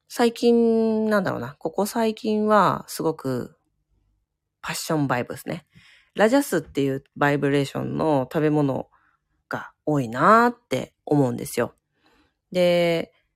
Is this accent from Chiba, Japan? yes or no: yes; Chiba, Japan; moved away; 私、千葉県民なんですけど、元、出身がね